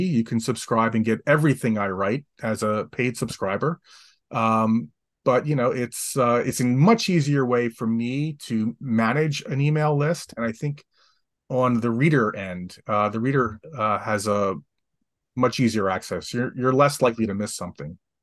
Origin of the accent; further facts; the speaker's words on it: Atlantic City, New Jersey, United States; I grew up in Atlantic City, New Jersey, five blocks from the beach